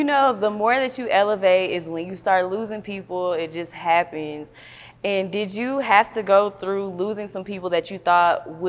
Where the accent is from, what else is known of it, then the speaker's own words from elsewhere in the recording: the South, United States; I'm from the South.